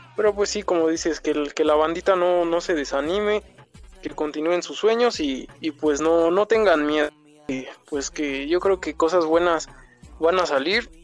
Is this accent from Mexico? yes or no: yes; Mexico City, Mexico; soy acá de la Ciudad de México, soy, soy chilango